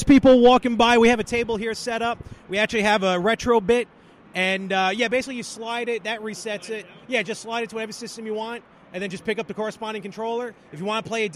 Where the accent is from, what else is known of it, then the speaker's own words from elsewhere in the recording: New York City, New York, United States; So we're here, again, in Brooklyn. Our actually stomping grounds. We're born and raised here